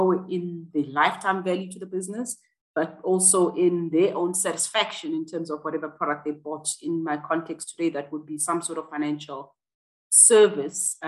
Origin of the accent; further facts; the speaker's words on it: Johannesburg, Gauteng, South Africa; I grew up in Soweto, which was a township in Johannesburg